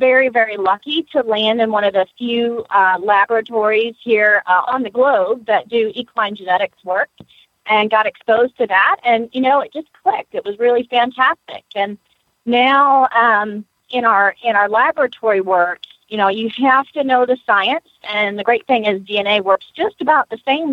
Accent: Lexington, Kentucky, United States; now in Gainesville, United States; I was born in Lexington

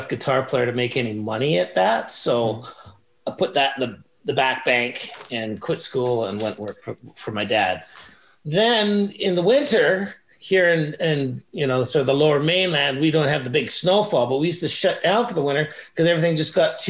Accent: Burnaby, British Columbia, Canada; now in Langley, Canada; I was born in Burnaby

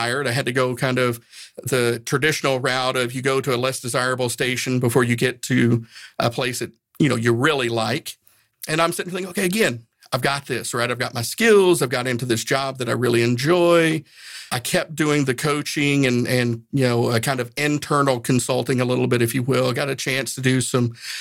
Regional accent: Northeast Tennessee, United States; I grew up in Northeast Tennessee.

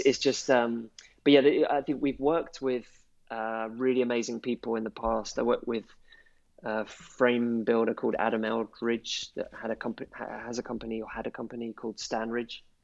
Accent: London, United Kingdom; I'm from London

